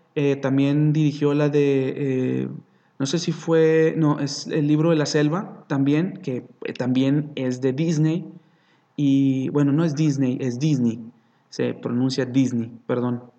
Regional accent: Mexico; nosotros como mexicanos

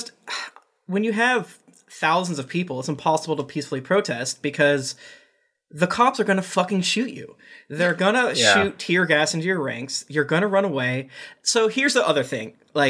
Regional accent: Boston, Massachusetts, United States; And I'm from Boston.

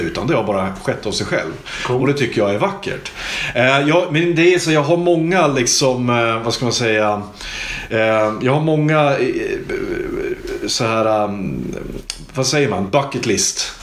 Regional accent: Hudiksvall, Gävleborg County, Sweden; Hudiksvall där jag kommer ifrån

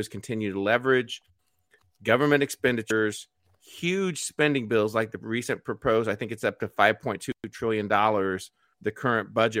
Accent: United States; I'm American

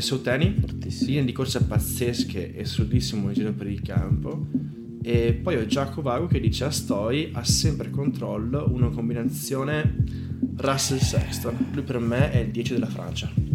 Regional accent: Bassano del Grappa, Veneto, Italy; sono di Bassone Grappa

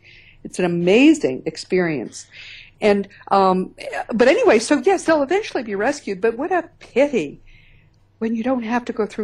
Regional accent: Northeast, United States; I'm from the Northeast

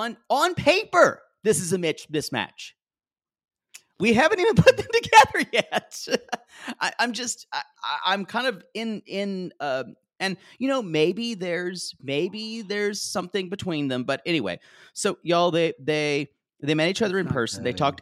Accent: the South, United States; accent: Southern; I tried to lose a lot of my Southern accent

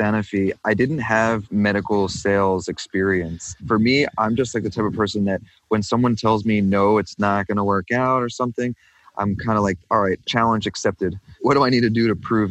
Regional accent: Kentucky, United States; moved away; also born or lived in New York / Brooklyn, New York; I'm originally from New York. I grew up in Kentucky and then moved back to New York

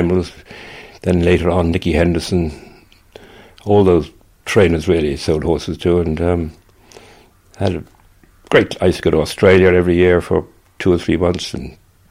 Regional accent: Cork, Munster, Ireland; moved away as an adult; also born or lived in England; now in Moone, Ireland; I came from Cork. My family made paint

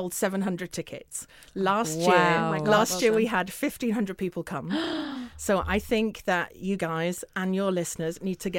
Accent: Northern England, United Kingdom; accent: northern; I should say that we are not just about London, hence my northern accent.

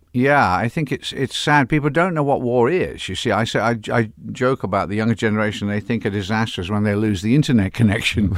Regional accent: England, United Kingdom; now in California, United States; I'm English

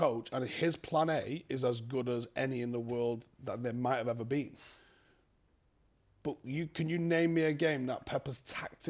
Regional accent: Ghana; I'm Ghanaian, obviously

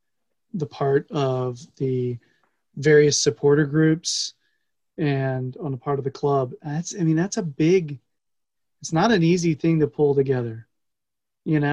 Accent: United States; being American

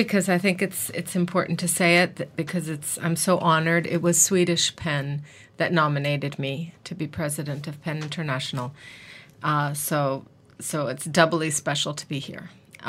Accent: Mexico; also born or lived in New York, United States; I live in Mexico, and I was raised in Mexico, and I also went to university in the United States. I went to New York University

